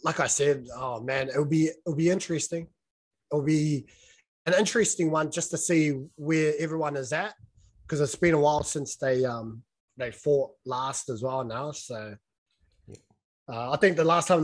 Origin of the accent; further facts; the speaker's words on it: New Zealand; as a New Zealander